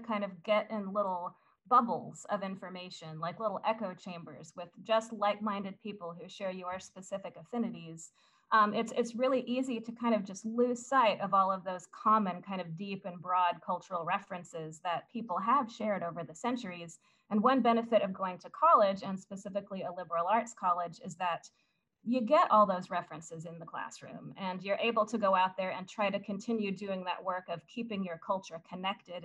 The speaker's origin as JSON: {"language": "English", "region": "Southern Indiana", "country": "United States", "tie": "born or raised there", "said": "the small town I grew up in Southern Indiana"}